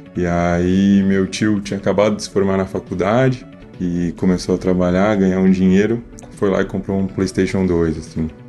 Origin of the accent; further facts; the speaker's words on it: São Paulo, Brazil; sou de São Paulo, capital, tenho 26 anos